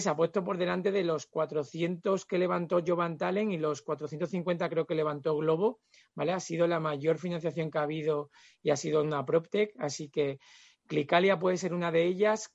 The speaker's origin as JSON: {"language": "Spanish", "region": "Extremadura", "country": "Spain", "said": "soy extremeño"}